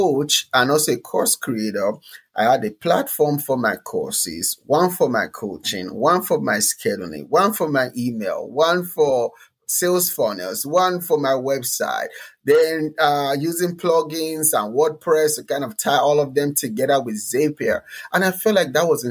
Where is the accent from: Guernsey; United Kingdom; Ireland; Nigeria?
Nigeria; moved away as an adult; now in United States; I came from Nigeria to America